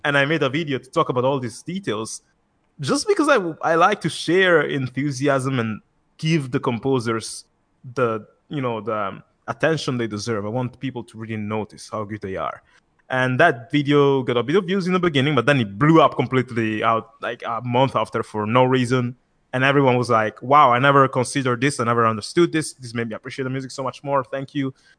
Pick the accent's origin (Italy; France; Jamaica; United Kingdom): Italy; I'm actually from Italy.